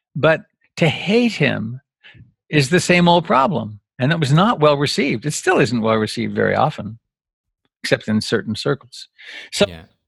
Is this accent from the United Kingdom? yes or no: no; Canada; now in United States; I'm Canadian by birth. I became an American citizen